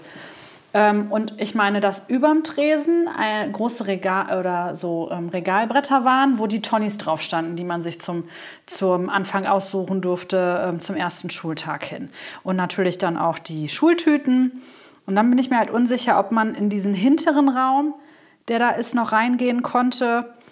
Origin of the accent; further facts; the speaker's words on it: Coesfeld, North Rhine-Westphalia, Germany; Ich bin ja äh, zur Lamberti-Grundschule gegangen